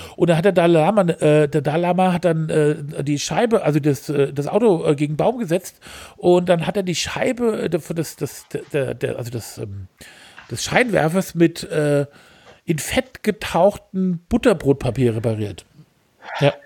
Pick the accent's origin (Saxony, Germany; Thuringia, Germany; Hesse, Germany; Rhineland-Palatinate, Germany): Hesse, Germany; als Hesse